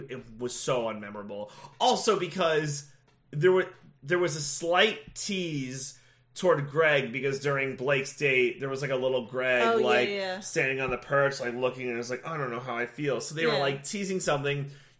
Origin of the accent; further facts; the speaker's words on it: Edison, New Jersey, United States; I want to talk to my hometown, Edison, New Jersey, so, you know, shore town